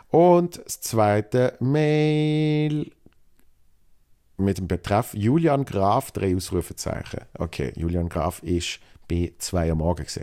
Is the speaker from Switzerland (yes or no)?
yes; Zurich, Switzerland; Klammere, ich komme aus dem Kanton Zürich.